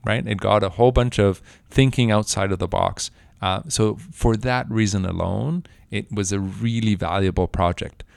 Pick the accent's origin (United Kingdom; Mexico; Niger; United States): Mexico; moved away as an adult; also born or lived in Mexico City; I was, uh, born and raised in Mexico